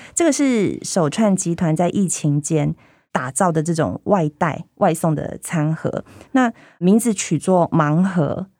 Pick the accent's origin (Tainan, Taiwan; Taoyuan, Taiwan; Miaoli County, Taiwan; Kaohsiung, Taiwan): Tainan, Taiwan; 我们台南人